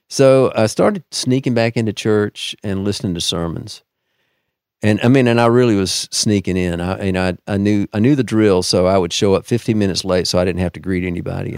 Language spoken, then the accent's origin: English; Deep South, United States; I'm a product of the Deep South, so, you know, like many, uh, from there, I was raised in the Southern Baptist Church